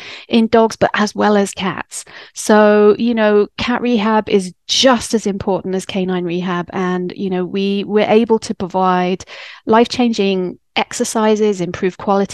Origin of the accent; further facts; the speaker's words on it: England, United Kingdom; moved away as an adult; now in United States; I'm English